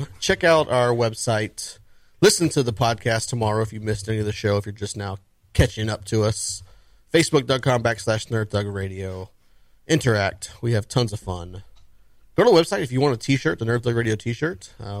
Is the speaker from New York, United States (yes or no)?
no; Georgia, United States; born there; I was born in Georgia. I'm not even from Texas, and I take offense to that.